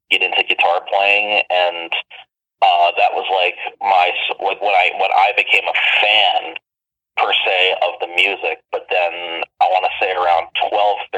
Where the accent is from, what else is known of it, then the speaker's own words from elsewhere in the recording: Mississauga, Ontario, Canada; also born or lived in Toronto; initially born in Toronto, but have lived in Mississauga for 19 years now.